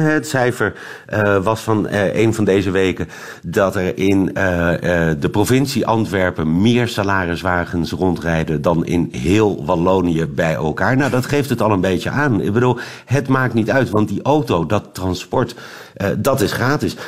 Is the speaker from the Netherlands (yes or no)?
yes; Netherlands; moved away as an adult; now in Belgium; ik ben Hollander